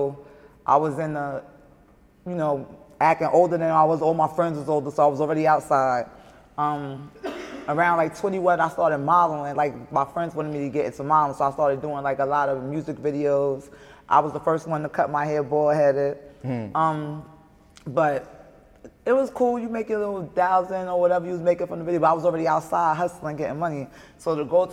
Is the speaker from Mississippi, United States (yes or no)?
no; New York City, New York, United States; accent: heavy accent; I'm from Brooklyn, Brownsville.